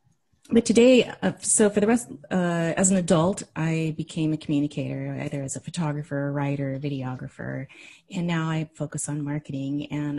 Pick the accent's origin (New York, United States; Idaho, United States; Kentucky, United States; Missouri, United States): Idaho, United States; And I grew up in Idaho as well.